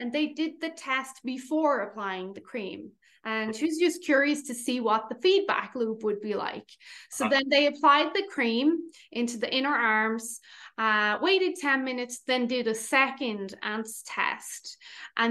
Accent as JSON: {"language": "English", "country": "Ireland", "said": "We are obviously Irish"}